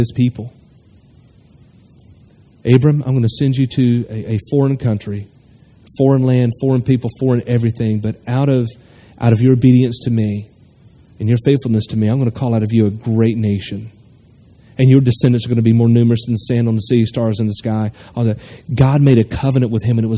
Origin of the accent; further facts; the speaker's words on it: North Carolina, United States; moved away as an adult; also born or lived in Nashville, Tennessee; now in Hilliard, United States; Moved back to North Carolina, 20 minutes from my hometown where I was born and raised